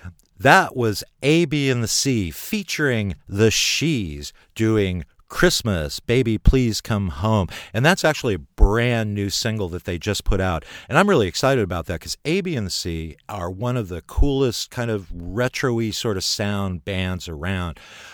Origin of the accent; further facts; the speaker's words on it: Oakland, California, United States; the East Bay, into my hometown of Oakland.